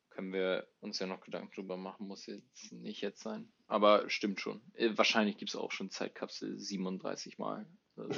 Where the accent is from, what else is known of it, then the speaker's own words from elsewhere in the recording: Hamburg, Germany; moved away as an adult; now in Jönköping, Sweden; Ich komme aus Hamburg